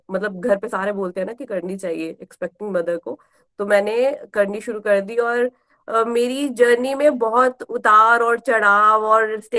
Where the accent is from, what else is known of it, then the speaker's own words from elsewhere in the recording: Pathankot, Punjab, India; now in Gurgaon, India; मैं गुड़गांव से हूँ गुड़गांव में हम लोकेटेड है क्योंकि मेरे हस्बैंड की जॉब यहाँ है वैसे हम पठानकोट से हैं